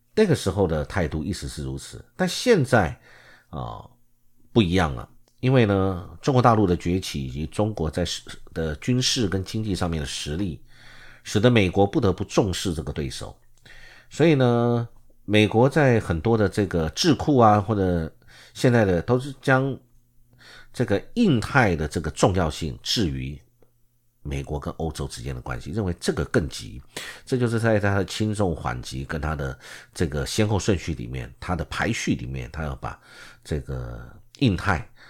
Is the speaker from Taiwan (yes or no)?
yes; Taiwan; 我们台湾中华民国